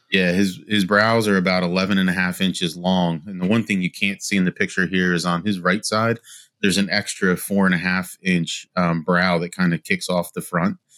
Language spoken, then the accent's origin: English; Wilmington, Delaware, United States; born and raised in Wilmington, Delaware.